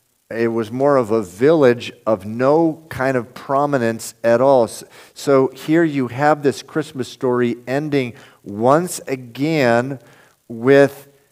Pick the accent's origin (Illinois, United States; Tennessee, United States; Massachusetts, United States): Massachusetts, United States; Lynn; now in Roxbury, United States; I'm from Lynn, Massachusetts.